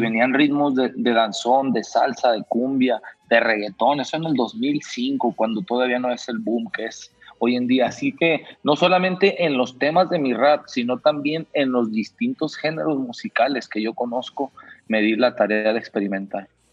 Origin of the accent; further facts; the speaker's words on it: Mexico; yo como mexicano